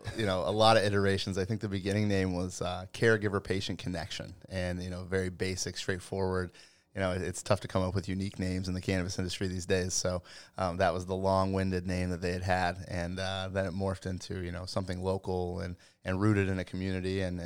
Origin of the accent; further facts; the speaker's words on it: Colorado, United States; I am. Born and raised in Western Colorado.